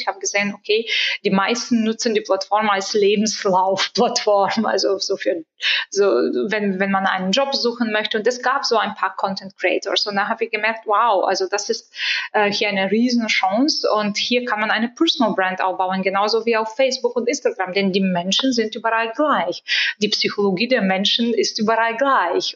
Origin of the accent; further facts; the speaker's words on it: Bulgaria; moved away; Ich bin gebürtige Bulgarin